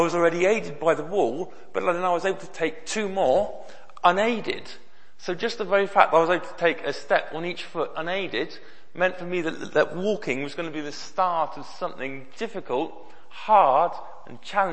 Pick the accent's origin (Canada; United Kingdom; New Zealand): United Kingdom; Bristol, South West England; I grew up in Bristol, I used to go to the Bristol Children's Hospital very regularly